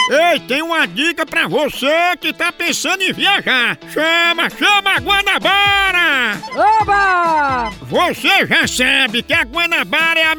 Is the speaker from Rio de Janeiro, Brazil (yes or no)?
no; Paraíba, Brazil; todo o povo nordestino, especialmente, até porque eu sou paraibano.